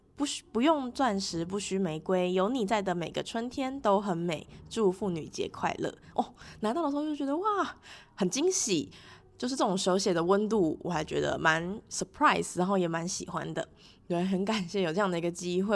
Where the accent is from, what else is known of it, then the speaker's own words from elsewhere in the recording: Taipei, Taiwan; 因为我是台北人嘛